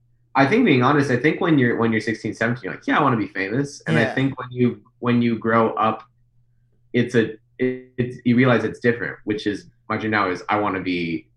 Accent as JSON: {"language": "English", "region": "Midwest", "country": "United States", "said": "I remember a week later, I was at Panda Express, because I'm from the Midwest."}